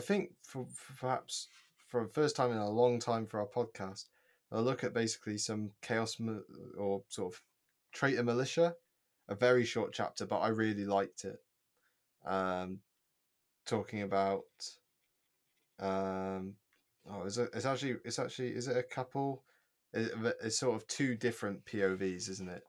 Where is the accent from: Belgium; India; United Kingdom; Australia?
United Kingdom; as a British child, we're brought up on the fact that, uh, the Battle of Britain happened